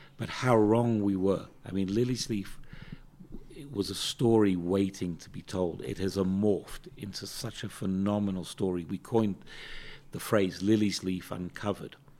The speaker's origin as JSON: {"language": "English", "country": "United Kingdom", "tie": "born or raised there", "moved": "as an adult", "lives_now": "South Africa", "said": "growing up in Britain was a very interesting experience on a number of levels"}